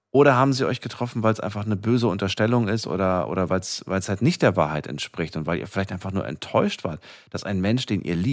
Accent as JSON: {"language": "German", "area": "Zeulenroda", "region": "Thuringia", "country": "Germany", "said": "Ich komme aus Thüringen, Zwickroder."}